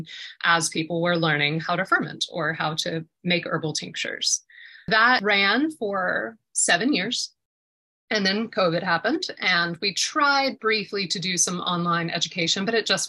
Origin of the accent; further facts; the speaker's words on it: Atlanta, Georgia, United States; I've always been a city girl, born and raised in Atlanta.